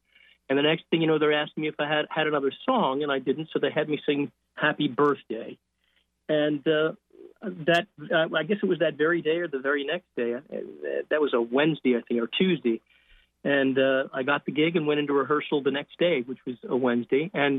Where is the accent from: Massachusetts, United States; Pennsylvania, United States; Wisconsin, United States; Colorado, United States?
Pennsylvania, United States; Lancaster; back in my hometown of Lancaster, Pennsylvania, as a tyke.